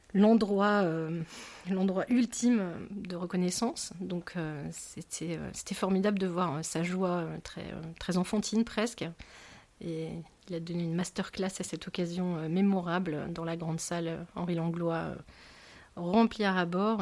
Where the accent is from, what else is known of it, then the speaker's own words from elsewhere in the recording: Rouen, Normandy, France; J'ai grandi à Rouen